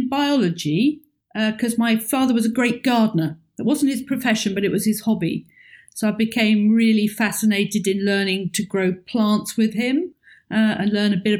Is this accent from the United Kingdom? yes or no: yes; the south of England, United Kingdom; moved away as an adult; also born or lived in Oxford; now in Edinburgh, United Kingdom; my hometown is on the south of England, which is very flat and has no mountains